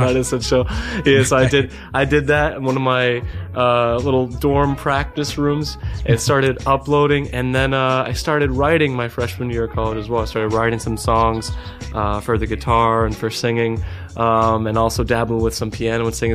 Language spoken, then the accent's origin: English; Cape Cod, Massachusetts, United States; moved away as an adult; now in Yonkers, United States; growing up in Cape Cod, Massachusetts